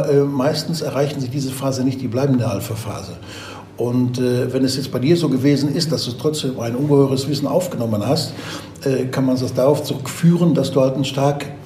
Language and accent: German; Bavaria, Germany; Aber auch wenn ich von meinem Heimatort als Beispiel äh, äh, äh, von Bayern Süd nach Bayern Nord äh, fahre und nach München fahre